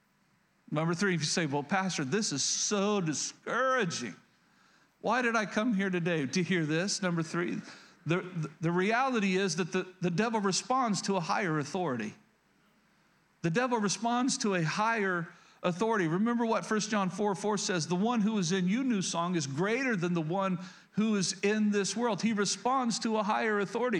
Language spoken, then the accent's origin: English; rural Oklahoma, United States; I grew up in Oklahoma, rural Oklahoma.